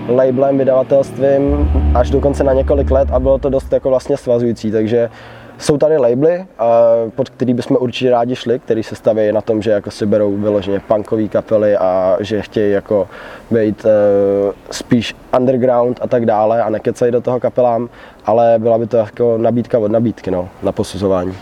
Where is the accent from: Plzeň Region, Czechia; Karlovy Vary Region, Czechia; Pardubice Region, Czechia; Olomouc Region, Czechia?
Pardubice Region, Czechia; Pardubice; my jsme z Pardubic